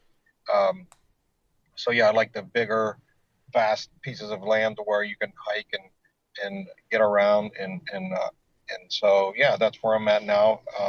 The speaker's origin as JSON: {"language": "English", "town": "Pittsburgh", "region": "Pennsylvania", "country": "United States", "tie": "born or raised there", "said": "So yeah, I mean, I grew up hunting in around Pittsburgh."}